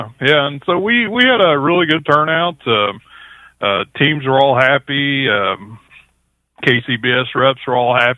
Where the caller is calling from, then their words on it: Chillicothe, Missouri, United States; Actually, I'm in Chillicothe, Missouri.